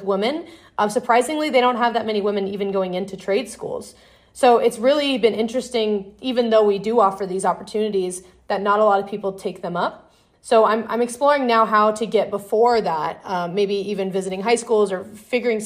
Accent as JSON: {"language": "English", "town": "Las Vegas", "region": "Nevada", "country": "United States", "tie": "born or raised there", "said": "I'm growing up in Vegas"}